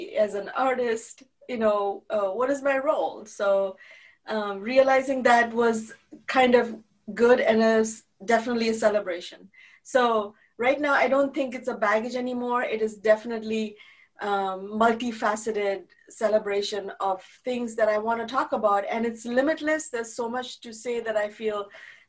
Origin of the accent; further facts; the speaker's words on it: India; now in United States; I was raised very Jewish and I was raised very proudly Jewish and Indian. And now I'm proudly American too